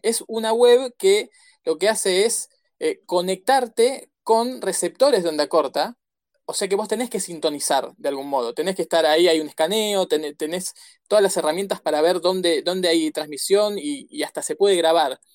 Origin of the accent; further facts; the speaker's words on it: Argentina; los argentinos estamos haciendo todo lo posible